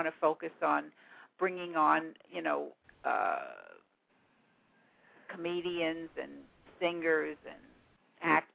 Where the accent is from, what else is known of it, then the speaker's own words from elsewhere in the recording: New York City, New York, United States; accent: New York; I grew up in Parkchester in the East Bronx